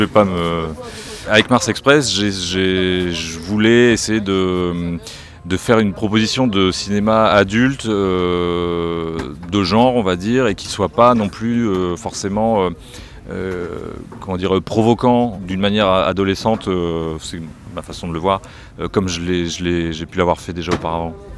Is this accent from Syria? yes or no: no; France; chez nous en France